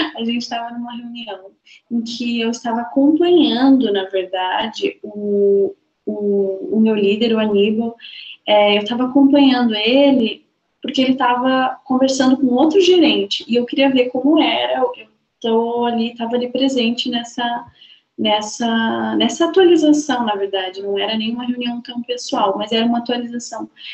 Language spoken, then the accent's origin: Portuguese; Balneário Camboriú, Santa Catarina, Brazil; Eu sou de Balneário Camboriú